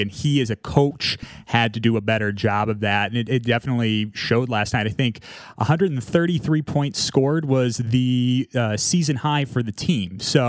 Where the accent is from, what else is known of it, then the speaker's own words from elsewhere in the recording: North Central Indiana, United States; now in Chicago, United States; I grew up in North Central Indiana, but I got family from the South Side of Chicago, and my mom grew up in Hammond.